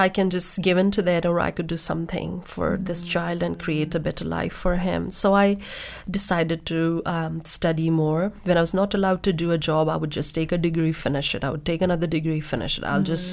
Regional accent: India; born in India and I got married at 21

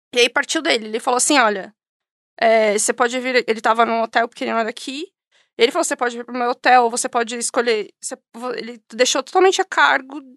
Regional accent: São Paulo, Brazil; moved away as an adult; now in Invercargill, New Zealand; sou de São Paulo, nasci cresci em São Paulo

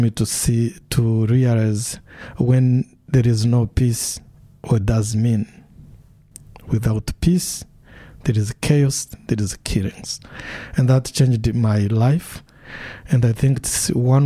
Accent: Rwanda; also born or lived in Washington, D.C.; now in Dunedin, New Zealand; I was born in Rwanda, and I witnessed the whole genocide and killings and massacres, and my own family was affected

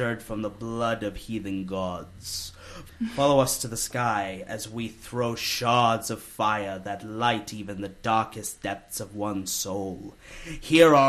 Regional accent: Hawke's Bay, New Zealand; also born or lived in Pune, India; I was born in Pune, India, 3 hour drive away from Mumbai. And then 10 months later, we moved to New Zealand. And then when I was 4 years old, we moved to Hawke's Bay.

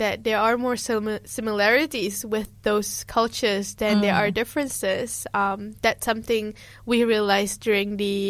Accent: Dunedin, Otago, New Zealand; also born or lived in Malaysia; I grew up in New Zealand and then I went back to Malaysia and then I came back. Part of me feels like Dunedin is home, but Malaysia is home too.

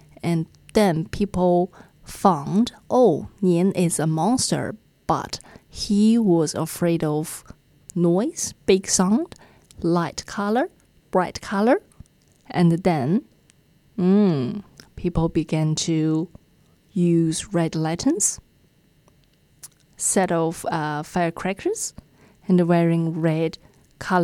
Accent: China; now in New Zealand; in China, especially, I think in my hometown, my dad is a lover of the big red ones

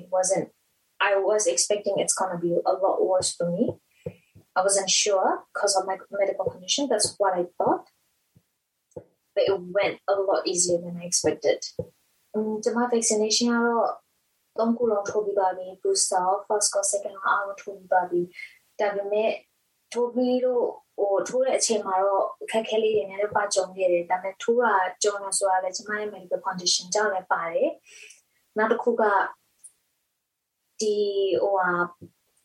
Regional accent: Myanmar; now in Dunedin, New Zealand; I'm from Myanmar.

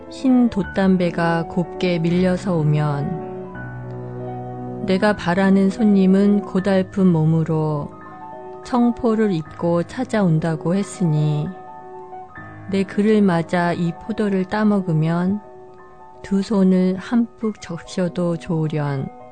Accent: South Korea; moved away; 한국인으로서 그리고 이민자로서

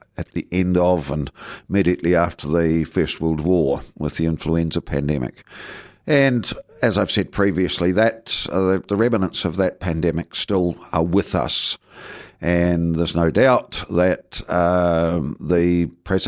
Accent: Southland, New Zealand; also born or lived in Tokomaru Bay, Tairawhiti; now in Dunedin, New Zealand; I came from Southland, and I was certainly monocultural and monolingual

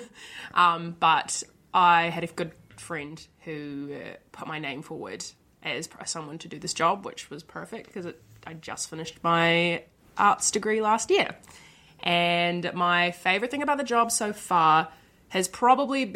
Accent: Dunedin, Otago, New Zealand; I come from Dunedin. I've grown up here and been here my whole life.

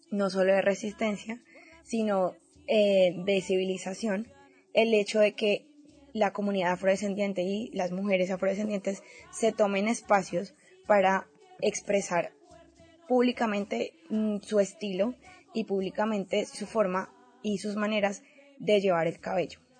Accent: Colombia; decirle a todas las chicas colombianas que nos escuchan que en este momento tan difícil que se vive en mi país es más que necesario que nos apoyemos

